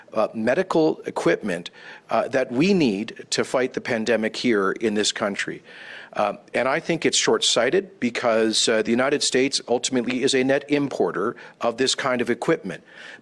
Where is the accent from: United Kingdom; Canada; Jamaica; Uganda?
Canada; As a Canadian